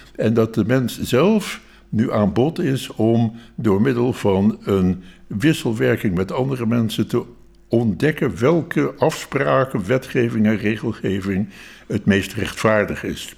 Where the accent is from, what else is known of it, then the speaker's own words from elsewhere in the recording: Rotterdam, South Holland, Netherlands; ik ben een Rotterdammer van geboorte